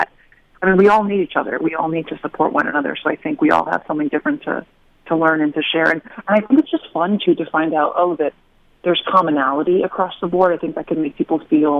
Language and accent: English; Hartford, Connecticut, United States; I grew up in Hartford, Connecticut